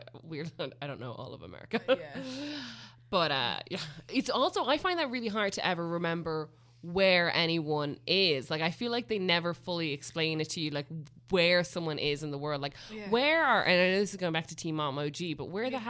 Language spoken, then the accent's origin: English; Ireland; we're Irish